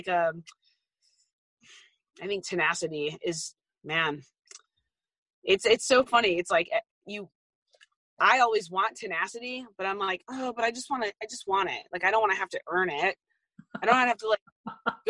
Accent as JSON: {"language": "English", "region": "Arizona", "country": "United States", "tie": "born or raised there", "moved": "yes", "said": "I grew up in Arizona"}